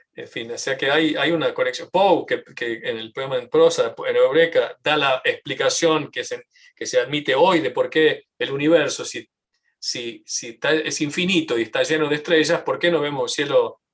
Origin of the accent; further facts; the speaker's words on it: Tucumán, Argentina; now in United States; yo sí tucumano, argentino y tengo eh, una identificación cultural muy fuerte con, mi, con, mi, país